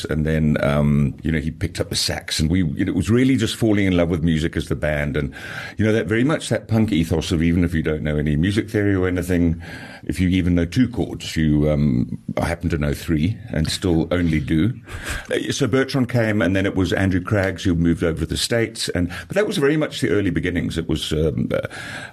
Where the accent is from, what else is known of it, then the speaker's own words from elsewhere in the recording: Zambia; now in South Africa; I'm not South African born. I was born in Zambia.